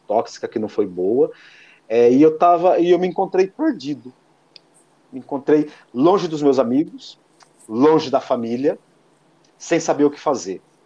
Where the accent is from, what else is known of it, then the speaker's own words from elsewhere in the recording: Lençóis Paulista, São Paulo, Brazil; moved away as an adult; now in Araçatuba, Brazil; a minha cidade natal, que é Lençóis Paulistas, estou apenas a duzentos e cinquenta quilômetros